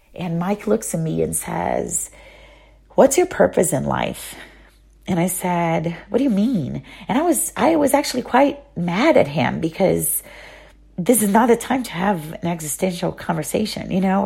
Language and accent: English; Salvador, Bahia, Brazil; first language Portuguese; English is a second language; moved away as an adult; also born or lived in Rio de Janeiro, Brazil / Arizona, United States; now in United States; I'm from Brazil originally, from a very special place in Brazil called Bahia, the state of Bahia, the city of Salvador